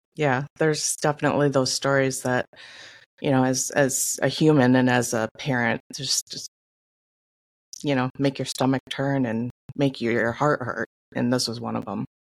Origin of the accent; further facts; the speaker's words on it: Michigan, United States; moved away; I'm from Michigan